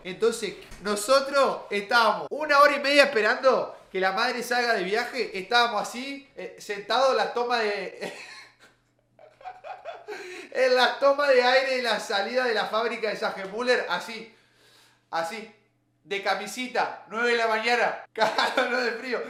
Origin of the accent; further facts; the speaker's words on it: Paraná, Entre Ríos, Argentina; yo soy de Paraná